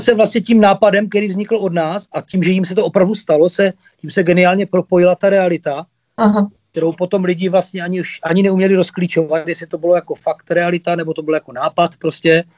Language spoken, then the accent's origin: Czech; Ostrava, Moravian-Silesian Region, Czechia; jsme Ostraváci